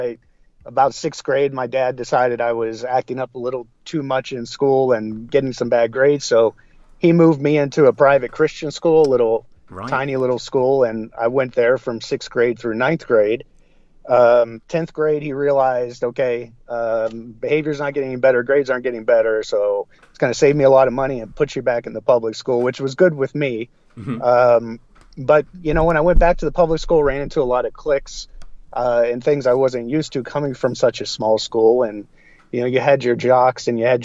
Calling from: Wichita, Kansas, United States; I'm calling from Wichita, Kansas

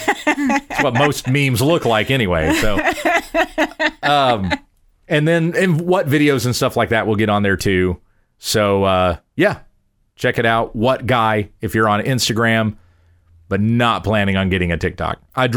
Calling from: Ontario, Canada; We're from Ontario, Canada, and my husband and I just moved to another city

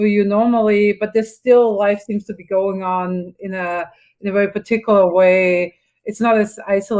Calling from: Berkeley, California, United States; Yeah, I'm calling from Northern California, from Berkeley, and we are currently in our third wave.

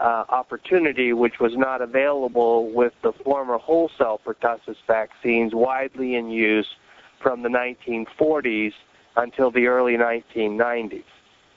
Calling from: Rochester, New York, United States; So I'm calling from Rochester, New York.

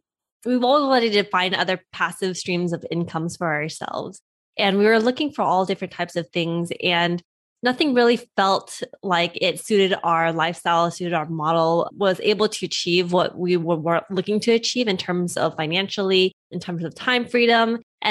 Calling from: California, United States; I'm zooming in from Southern California.

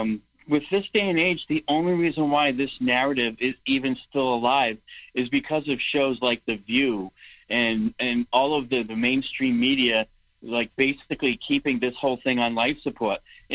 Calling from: New Hampshire, United States; Hey, well … from New Hampshire.

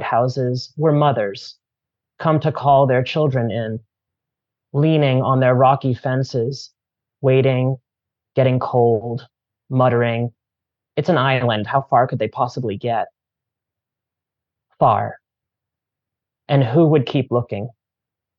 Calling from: Cambridge, Massachusetts, United States; I'm calling in from Pawtucket land, also sometimes called Cambridge, Massachusetts

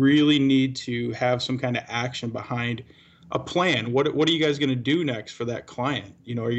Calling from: Wood Dale, Illinois, United States; You know what? I'm at my home today, so I'm from Wooddale, Illinois today.

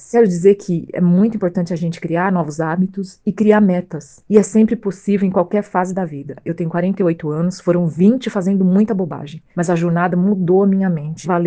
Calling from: São Paulo, Brazil; sou de São Paulo, sou … e sou uma outra pessoa depois da jornada.

